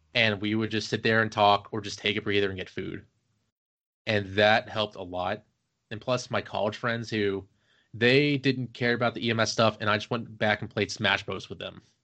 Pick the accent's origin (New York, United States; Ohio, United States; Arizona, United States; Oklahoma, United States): Ohio, United States; Cincinnati; moved away as an adult; also born or lived in Virginia; now in Maryland, United States; I am originally from Ohio, Cincinnati.